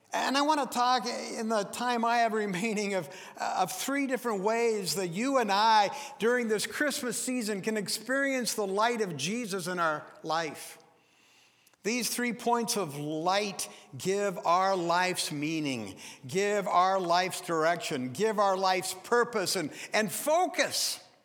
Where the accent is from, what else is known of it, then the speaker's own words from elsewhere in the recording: Forks, Washington, United States; I was born and raised in Forks, it's out on the Olympic Peninsula